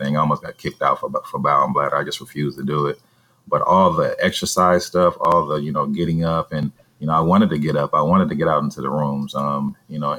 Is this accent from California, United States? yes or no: yes; Vallejo, California, United States; my hometown of Vallejo, California